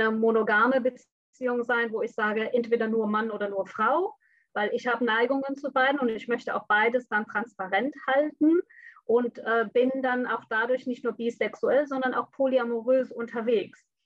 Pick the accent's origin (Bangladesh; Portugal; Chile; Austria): Bangladesh; moved away as an adult; also born or lived in Hamburg, Germany; now in Germany; bin gebürtige Hamburgerin, bin aber mit fünfte Lebensalter nach Bangladesch zurückgeflogen, woher meine Eltern kommen. Und da bin ich aufgewachsen, bin dann mit 19 wieder zurück nach Deutschland gekommen.